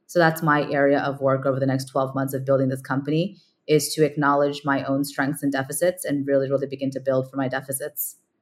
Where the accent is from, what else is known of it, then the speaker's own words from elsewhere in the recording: California, United States; moved away as an adult; also born or lived in New York / India; now in San Francisco, United States; I grew up in California, but move, moved out to the East Coast